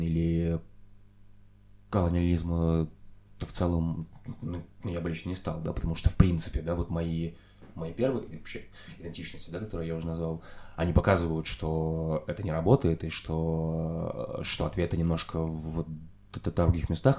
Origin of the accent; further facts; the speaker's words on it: Belgorod Oblast, Russia; moved away; я вырос в Белгородской области России